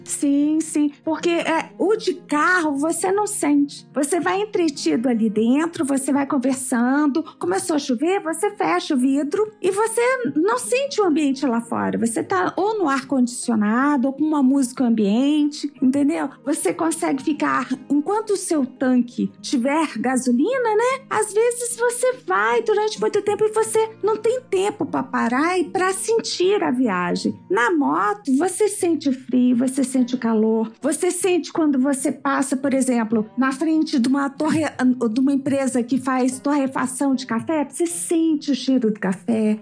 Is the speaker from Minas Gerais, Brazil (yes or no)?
yes; Conselheiro Lafaiete, Minas Gerais, Brazil; also born or lived in Inhumas, Goiás; now in Brasília, Brazil; E eu cresci, eu sou mineira, né? Morávamos em, em Lafayette. Então a minha vida inteira foi dentro de um fusquinha na minha infância